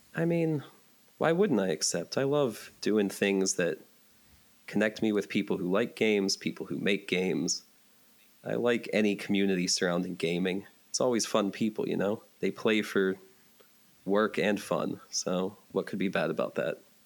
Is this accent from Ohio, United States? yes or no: no; Johnstown, Pennsylvania, United States; moved away as an adult; also born or lived in Pittsburgh, Pennsylvania; now in Northern Virginia, United States; I'm from the Pittsburgh, Pennsylvania area but uh, after my parents divorced, I grew up in Johnstown, Pennsylvania, which is about two hours east of that in central PA